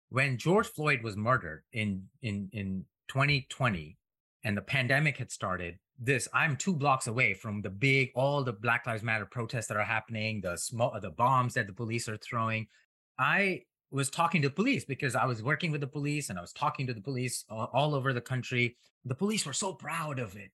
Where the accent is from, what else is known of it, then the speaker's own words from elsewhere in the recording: India; moved away as an adult; now in United States; I grew up in India and an im-, immigrant to United States.